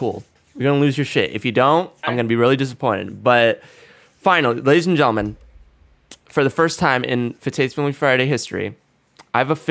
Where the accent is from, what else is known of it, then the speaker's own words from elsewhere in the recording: India; as an Indian